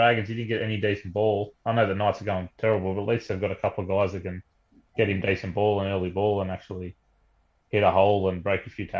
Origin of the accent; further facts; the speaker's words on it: Wagga Wagga, New South Wales, Australia; he's actually from my hometown. He's from Wagga.